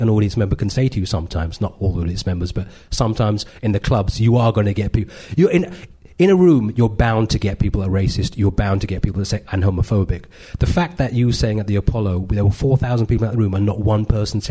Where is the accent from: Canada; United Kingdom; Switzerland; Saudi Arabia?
United Kingdom; London; I grew up in Edgware and I was born in London in the 70s